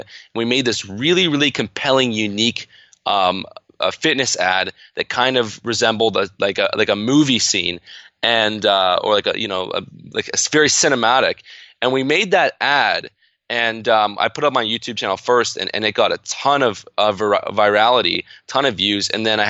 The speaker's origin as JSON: {"language": "English", "country": "Canada", "said": "And I'm in Canada. And so that kind of resulted in a whole bunch of tax implications, being a Canadian entrepreneur partnering in the States."}